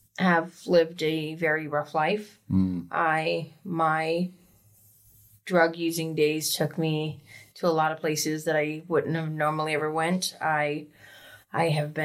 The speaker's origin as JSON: {"language": "English", "town": "Rumford", "region": "Maine", "country": "United States", "tie": "born or raised there", "also_born_or_lived": "Portland, Maine / Florida", "said": "I am from Rumford, Maine. I grew up in a very abusive home to where when I was 16, I ran away and moved to Portland, Maine."}